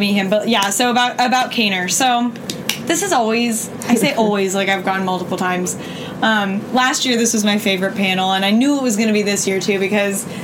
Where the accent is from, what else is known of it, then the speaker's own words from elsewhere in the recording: Raleigh, North Carolina, United States; I'm from Raleigh, and I came all the way up from Raleigh